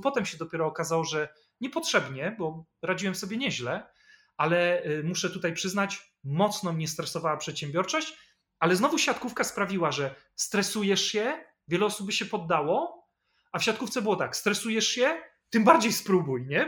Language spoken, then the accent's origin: Polish; Poland; rodzina była biedna i mieliśmy swoje kłopoty, jakie to rodziny zresztą kłopoty mogły mieć w latach 80., kiedy ja się urodziłem, czy jeszcze w Polsce PRL